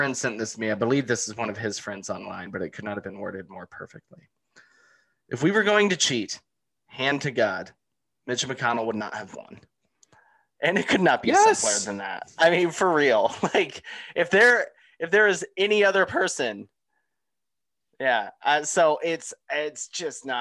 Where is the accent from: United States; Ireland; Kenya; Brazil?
United States; Atlanta, Georgia; I'm from Atlanta, raised in Atlanta